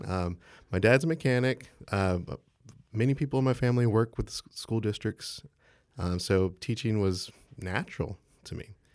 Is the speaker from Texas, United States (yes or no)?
yes; San Marcos, Texas, United States; I'm from San Marcos, Texas, so just down the road